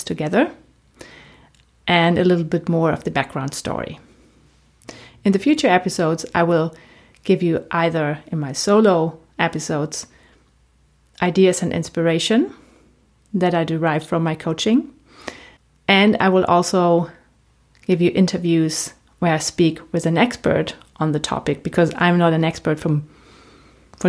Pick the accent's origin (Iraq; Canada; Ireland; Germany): Germany; accent: German; first language German; English is a second language; moved away as an adult; also born or lived in Raleigh, North Carolina, United States; As you may have heard already from my accent, I'm German